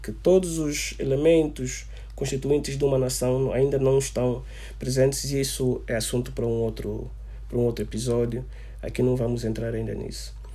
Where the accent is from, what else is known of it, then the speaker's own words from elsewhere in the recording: Angola; o nosso amor, a nossa autoestima enquanto angolanos